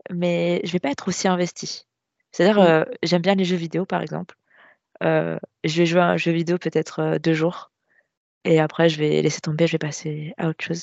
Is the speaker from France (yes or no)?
yes; Nantes, Pays de la Loire, France; Nantes. Je suis de l'ouest de la France.